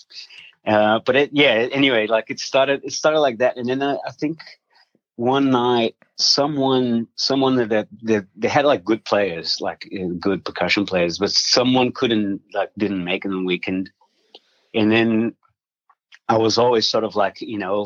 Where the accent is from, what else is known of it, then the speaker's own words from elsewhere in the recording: South Region, Brazil; now in Australia; I was born in Brazil. I'm from Brazil